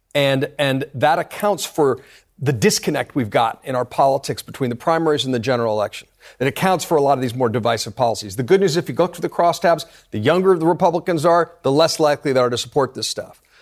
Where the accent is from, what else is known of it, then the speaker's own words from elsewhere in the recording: New York, United States; as a New Yorker